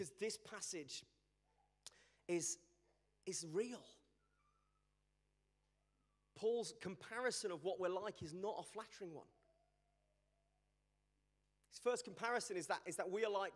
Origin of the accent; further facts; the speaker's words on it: Birmingham, West Midlands, United Kingdom; also born or lived in Sheffield; I'm from Birmingham